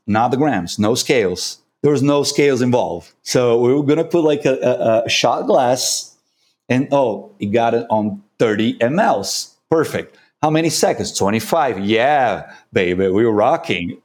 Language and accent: English; Brazil; English is a second language; I'm from Brazil.